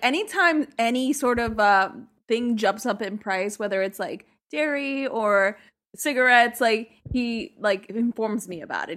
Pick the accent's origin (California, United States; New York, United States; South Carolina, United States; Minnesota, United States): New York, United States; New York City; I grew up in Sunset Park